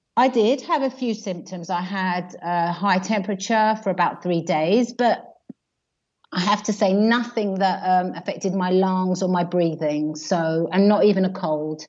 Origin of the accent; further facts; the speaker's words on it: United Kingdom; moved away as an adult; now in Italy; I'm British. Um, I live here because I married uh, a local man and I brought up my family here